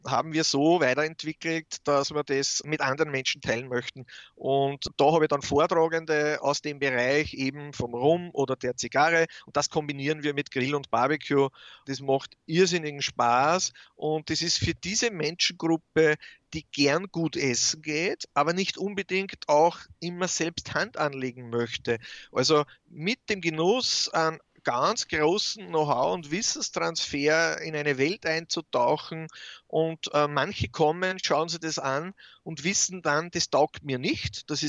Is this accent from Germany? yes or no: no; Austria; warum es mit der Farbe auf den Häusern nicht so korrekt ist wie bei uns in Österreich.